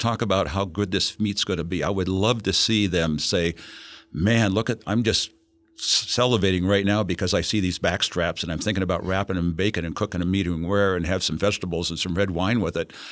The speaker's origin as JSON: {"language": "English", "region": "Ohio", "country": "United States", "tie": "born or raised there", "said": "I grew up in Ohio, and uh, back in 1940"}